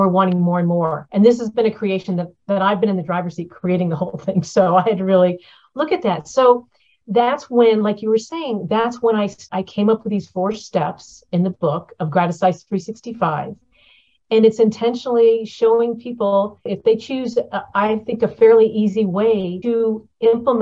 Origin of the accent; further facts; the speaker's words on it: Florida, United States; moved away; I'm from Florida